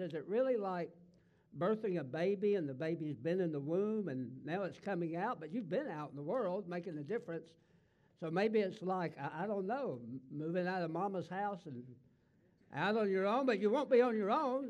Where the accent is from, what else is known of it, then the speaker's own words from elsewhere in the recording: the South, United States; accent: Southern; I was raised in the South and I talk Southern